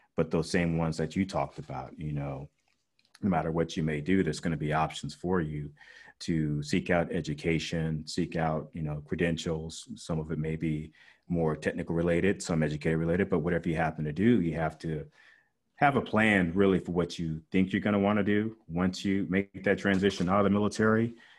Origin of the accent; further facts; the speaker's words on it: Las Vegas, Nevada, United States; growing up in Vegas, of course, we had Nellis Air Force Base